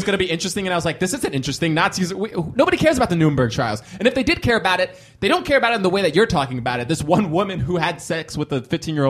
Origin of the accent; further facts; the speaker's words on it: United States; I'm an American dude.